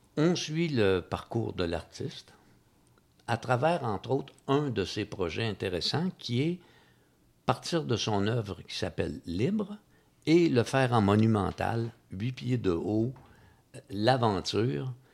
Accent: Magog, Quebec, Canada; je suis né à Magog

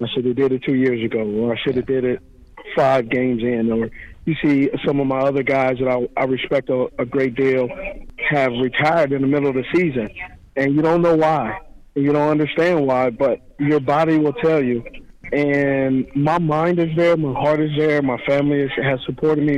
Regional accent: Los Angeles, California, United States; born or raised there

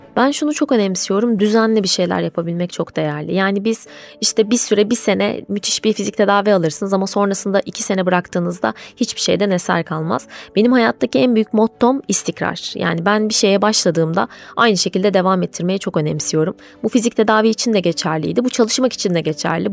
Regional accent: Bursa, Turkey; Bursa'da yaşıyorum. Bursa doğumluyum.

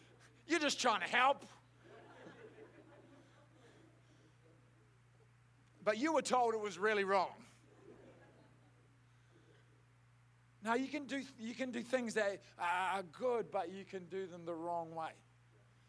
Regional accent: Southland, New Zealand; I grew up in Southland, I grew up as a rugby head

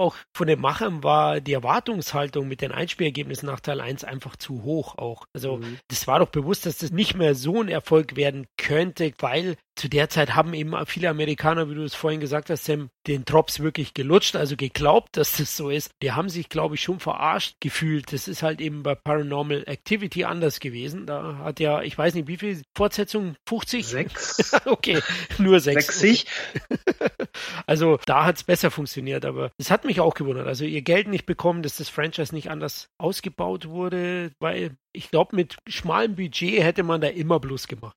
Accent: Bavaria, Germany; hier bei uns in Bayern

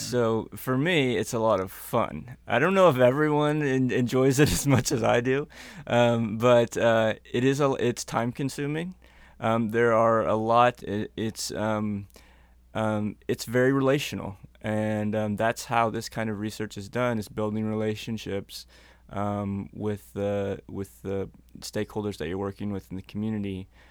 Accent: North Missouri, United States; moved away as an adult; now in Minnesota, United States; I'm originally from Missouri

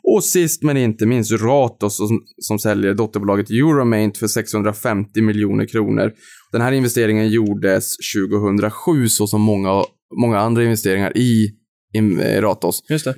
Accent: Norrland, Sweden; jag är norrlänning

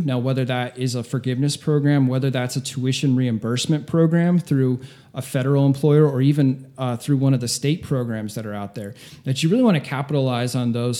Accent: Northeast Ohio, United States; moved away as an adult; now in South Florida, United States; I grew up in Ohio, small town, Northeast Tip

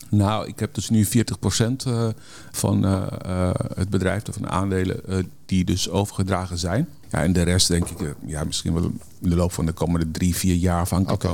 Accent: Netherlands; wij als Nederlanders

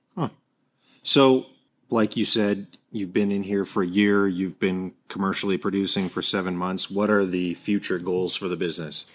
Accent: Seattle, Washington, United States; I'm from Seattle

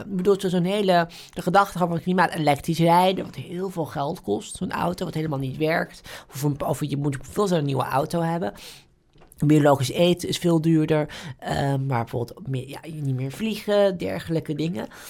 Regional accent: Netherlands; als Nederlanders

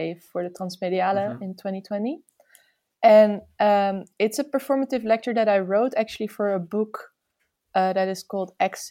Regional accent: Amsterdam, North Holland, Netherlands; I'm from Amsterdam

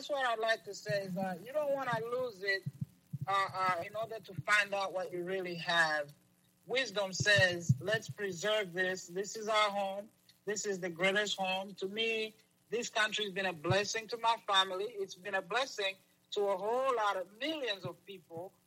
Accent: Lusaka, Lusaka Province, Zambia; also born or lived in Kigali, Rwanda; now in United States; I grew up in Lusaka, Zambia

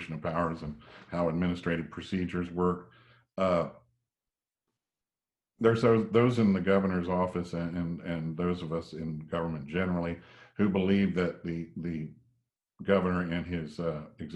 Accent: South Georgia, United States; now in Fayetteville, United States; I was born down in South Georgia and grew up in an agricultural world all my life

